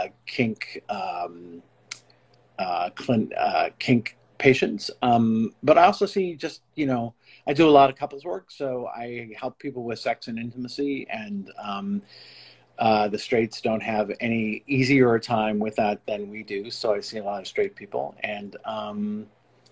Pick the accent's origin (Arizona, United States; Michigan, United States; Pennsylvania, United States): Arizona, United States; Scottsdale; also born or lived in Notre Dame, Indiana / New York City; now in Los Angeles, United States; I was born in Scottsdale, Arizona.